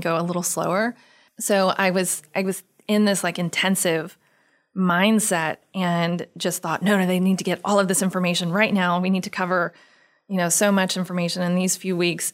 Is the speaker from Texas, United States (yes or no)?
yes; Houston, Texas, United States; I grew up in Texas